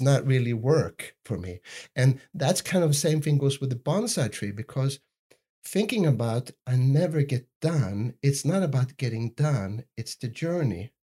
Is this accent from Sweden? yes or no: yes; Sweden; I grew up in Sweden